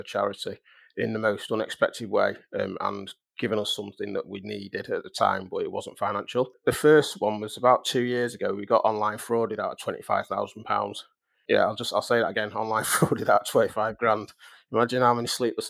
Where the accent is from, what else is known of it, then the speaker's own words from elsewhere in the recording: Manchester, North West England, United Kingdom; we were both from Manchester